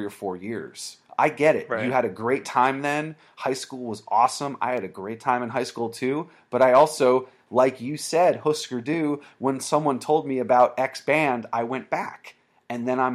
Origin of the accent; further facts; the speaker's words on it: Vermont, United States; I grew up in Vermont, and I had hardcore and punk shows to go